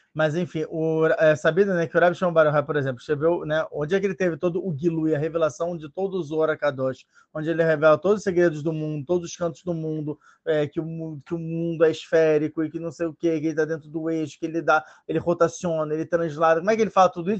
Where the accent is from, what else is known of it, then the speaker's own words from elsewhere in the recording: Rio de Janeiro, Brazil; moved away; eu sou brasileiro, eu tive que voltar ao Brasil para que exatamente para o Rio de Janeiro, exatamente para os lugares onde eu estava